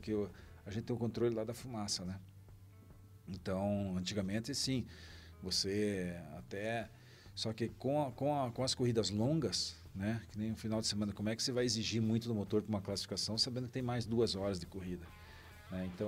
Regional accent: Cascavel, Paraná, Brazil; Me criei em Cascavel, né? Se aprendi a correr em Cascavel

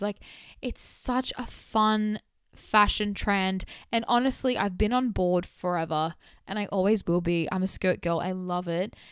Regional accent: Sydney, New South Wales, Australia; accent: Australian; my Australian culture, specifically from being from Western Sydney

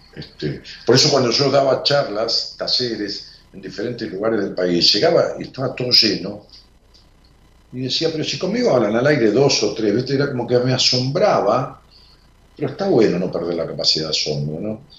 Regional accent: Buenos Aires Province, Argentina; now in Buenos Aires, Argentina; No soy porteño, vivo en Capital, pero nací en el Gran Buenos Aires y viví toda mi vida en, la provincia de Buenos Aires

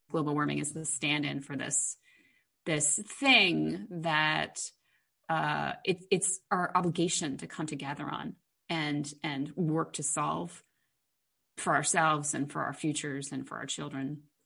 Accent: New York, United States; moved away as an adult; now in Los Angeles, United States; being a New Yorker

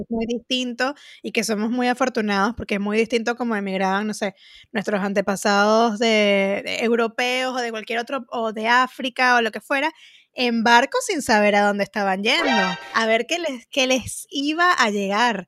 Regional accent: Venezuela; moved away; como venezolanas

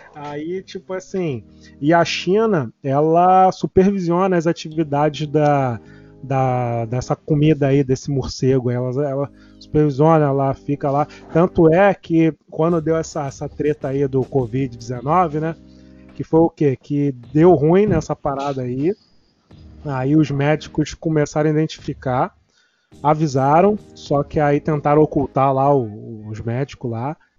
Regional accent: Rio de Janeiro, Brazil; aqui na minha área, aqui, eu sou de Jardim América

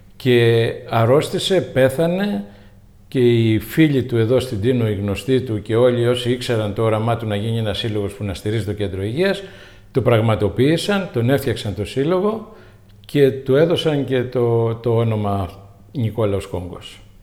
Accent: Tinos, South Aegean, Greece; also born or lived in Steni, Tinos / Falatados, Tinos / Rhodes / Athens; Τινιακός, γέννημα θρέμα.

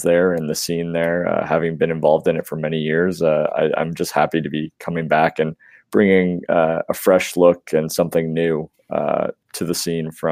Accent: Sarnia, Ontario, Canada; moved away as an adult; now in Waterloo, Canada; I'm originally from Sarnia

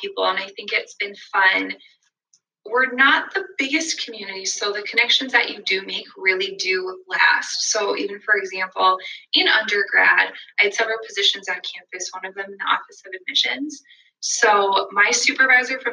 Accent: West Fargo, North Dakota, United States; I'm from West Fargo, born and raised.

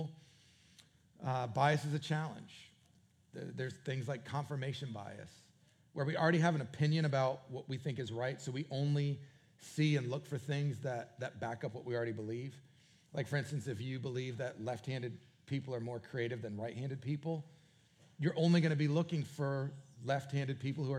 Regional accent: New England, United States; moved away; also born or lived in Canada / Raleigh area; New England, which is where Jennifer and I are both from

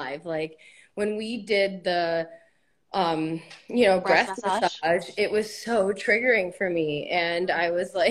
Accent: Connecticut, United States; I'm from Connecticut in the United States

